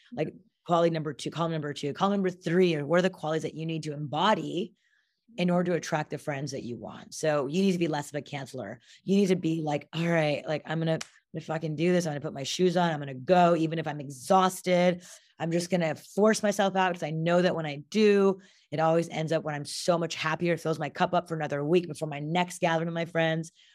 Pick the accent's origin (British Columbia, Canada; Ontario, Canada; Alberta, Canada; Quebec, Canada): Quebec, Canada; Montreal; moved away; I'm half Indian, half Japanese from Montreal, Canada